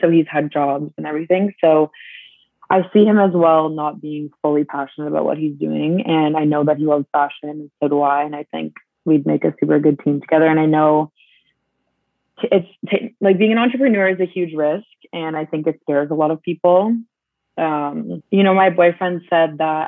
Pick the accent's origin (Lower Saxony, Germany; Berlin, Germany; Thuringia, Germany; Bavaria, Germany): Bavaria, Germany; Munich; now in Canada; growing up in Munich